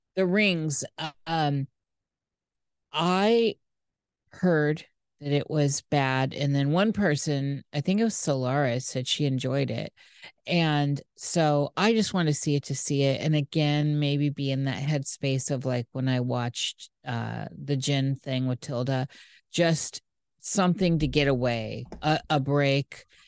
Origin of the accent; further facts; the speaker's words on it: United States; I'm American